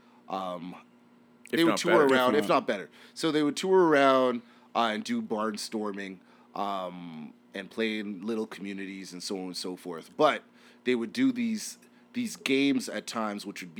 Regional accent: Winnipeg, Manitoba, Canada; moved away; I'm from Winnipeg.

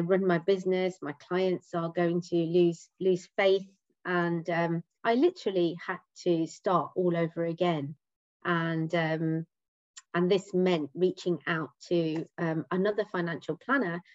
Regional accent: Leicester, East Midlands, United Kingdom; now in Essex, United Kingdom; I live in Essex with my husband and 2 children. I'm originally from Leicester.

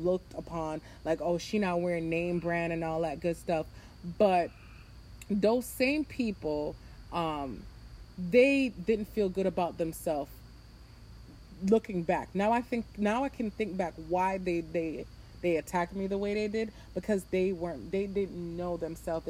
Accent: New Jersey, United States; Growing up in New Jersey

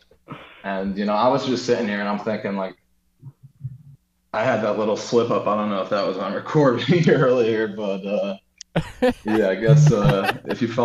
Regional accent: United States; I was born and raised in America

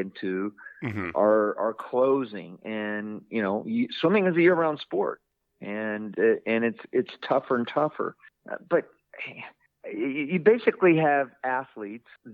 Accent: Orlando, Florida, United States; I'm from Orlando, Florida.

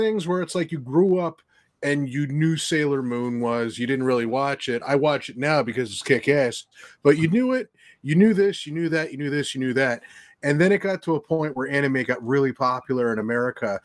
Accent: New Jersey, United States; I'm a loudmouth from New Jersey

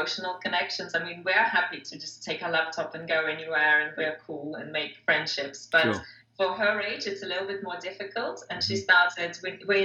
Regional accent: Moscow, Russia; moved away as an adult; also born or lived in England; I'm from Russia originally, Moscow, Russia

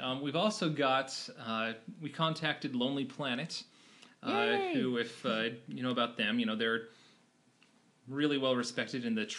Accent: Logan, Utah, United States; I'm from Logan, Utah. It's a town just in northern Utah, home of Utah State University. It's in Cache Valley.

